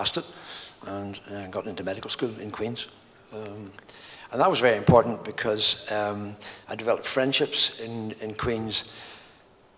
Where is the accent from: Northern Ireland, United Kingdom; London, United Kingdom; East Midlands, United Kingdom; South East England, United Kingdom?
Northern Ireland, United Kingdom; Bangor; I grew up in Bangor